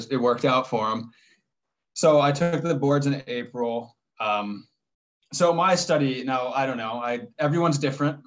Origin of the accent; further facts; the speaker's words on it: Erie, Pennsylvania, United States; I was born and raised in Erie